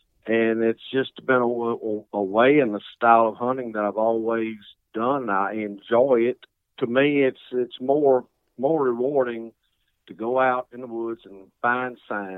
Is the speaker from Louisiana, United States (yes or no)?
yes; Jonesville, Louisiana, United States; I live in Jonesville, Louisiana. I've basically been hunting all my life. I grew up in the woods following my older brother around.